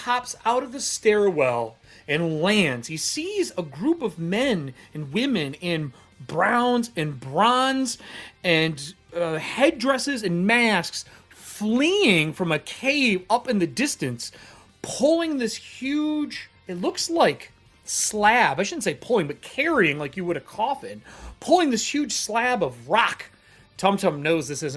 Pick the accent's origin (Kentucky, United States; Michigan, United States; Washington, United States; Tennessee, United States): Michigan, United States; moved away; I'm from Michigan